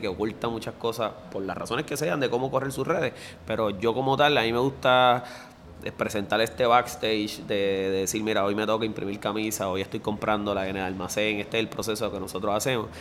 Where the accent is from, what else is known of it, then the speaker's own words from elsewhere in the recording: Bayamón, Puerto Rico; yo soy graduado de la High del Pueblo ahí en Bayamón, que es el mismo centro